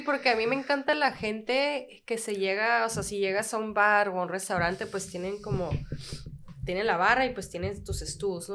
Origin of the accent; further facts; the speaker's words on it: Tijuana, Baja California, Mexico; also born or lived in United States / Australia; soy de Tijuana, una frontera